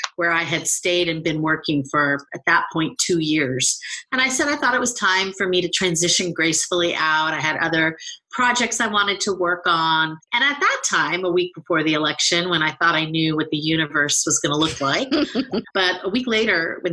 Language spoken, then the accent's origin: English; Bay Area, California, United States; also born or lived in New York; We are both from the Bay Area